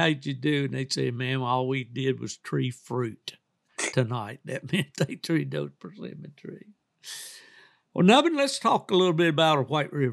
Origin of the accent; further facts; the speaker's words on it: West Virginia, United States; moved away; a guy that I grew up with back in West Virginia